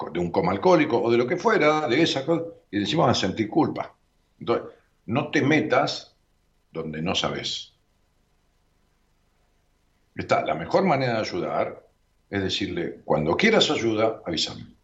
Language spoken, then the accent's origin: Spanish; Rosario, Santa Fe, Argentina; De Rosario.